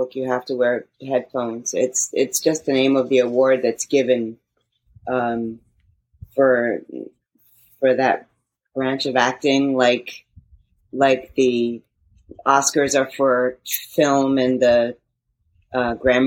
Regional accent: Montclair, New Jersey, United States; also born or lived in Manhattan, New York; now in New York City, United States; I'm from New Jersey, Montclair, New Jersey, live in Manhattan

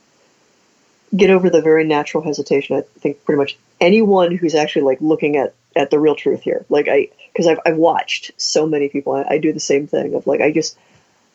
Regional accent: Ohio, United States; we're both from Ohio, so Midwest

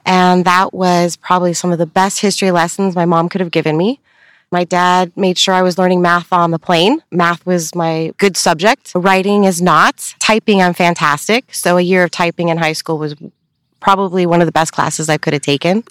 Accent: Upland, California, United States; I was born and raised here in Upland

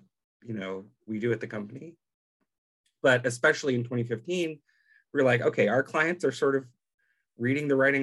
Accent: Chicago, Illinois, United States; now in Omaha, United States; I'm originally from Chicago. These days, I live out in Omaha, Nebraska

